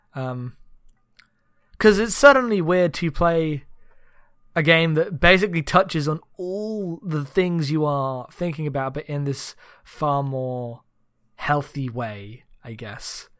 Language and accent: English; United Kingdom; coming from uh, d, Britain